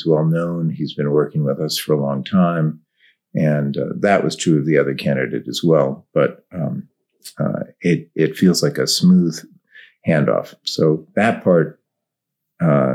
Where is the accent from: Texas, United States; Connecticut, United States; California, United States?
Connecticut, United States; Westport; also born or lived in Windsor, Connecticut; I grew up in Westport, Connecticut, but the school was in Windsor, Connecticut